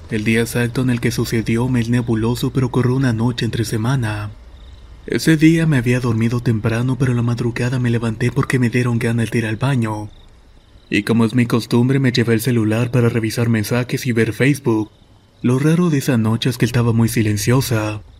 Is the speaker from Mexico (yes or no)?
yes; Saltillo, Coahuila, Mexico; Soy originario de Saltillo, Coahuila y estas son cuatro historias.